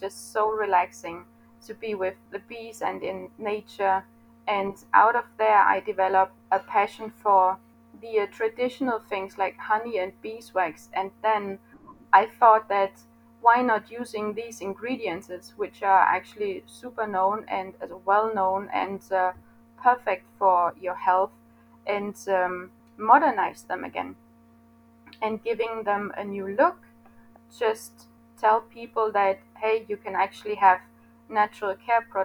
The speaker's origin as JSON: {"language": "English", "country": "Denmark", "said": "I am from Denmark."}